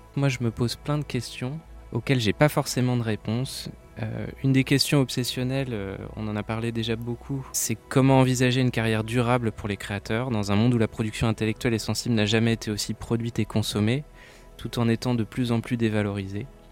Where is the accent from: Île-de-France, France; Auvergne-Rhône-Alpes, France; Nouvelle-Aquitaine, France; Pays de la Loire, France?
Pays de la Loire, France; Saint-Nazaire; je viens de Saint-Nazaire, donc j'ai grandi avec cette culture de l'éducation populaire